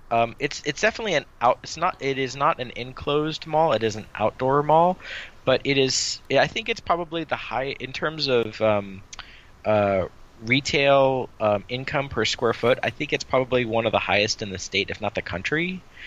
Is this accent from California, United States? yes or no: yes; San Jose, California, United States; the one that we grew up with in San Jose